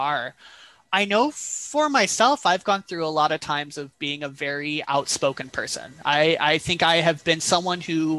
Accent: Flint, Michigan, United States; moved away as an adult; also born or lived in Massachusetts / New York City / upstate New York; now in Gainesville, United States; I grew up in Michigan, in Flint, Michigan

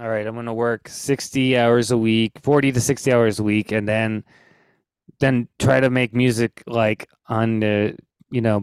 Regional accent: United States; being an American and having to work like 70 hours a week

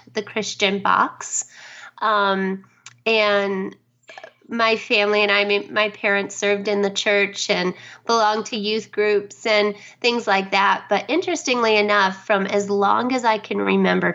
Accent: Detroit, Michigan, United States; now in Dallas, United States; I grew up in actually outside of Detroit

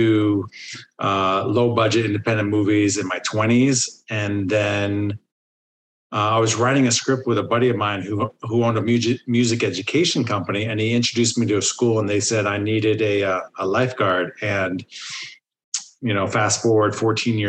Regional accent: New Jersey, United States; moved away as an adult; also born or lived in Boston; now in Los Angeles, United States; I grew up in New Jersey.

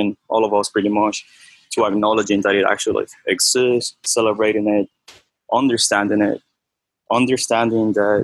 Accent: Havana, Cuba; moved away; also born or lived in Miami, Florida, United States; I was born and raised in Havana, Cuba, and then I moved to Miami

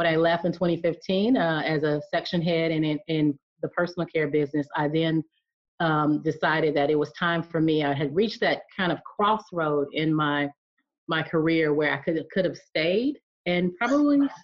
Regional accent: Alabama, United States; I'm from the South, so I'm from Alabama. And so growing up, playing out in the yard

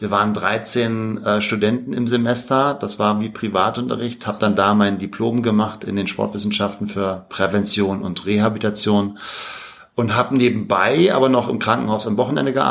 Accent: Berlin, Germany; also born or lived in Paris; lebe zurzeit in Berlin, da bin ich auch groß geworden. Ich bin zwar in Paris geboren, aber im dritten Lebensjahr dann nach Berlin.

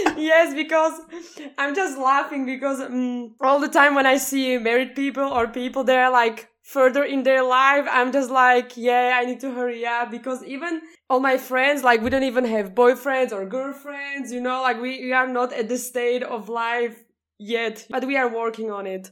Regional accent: Slovakia; I come from Slovakia

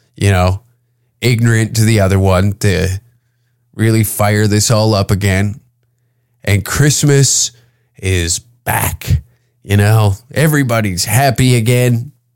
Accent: Canada; As a Canadian

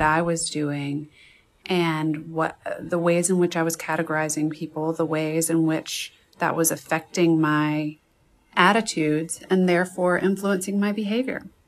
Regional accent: Birmingham, Alabama, United States; I was born in Birmingham, Alabama, grew up there

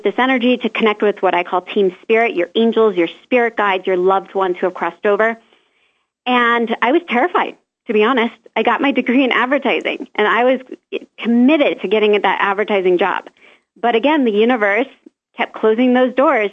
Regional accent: Omaha, Nebraska, United States; moved away as an adult; also born or lived in Florida; my hometown of Omaha, Nebraska

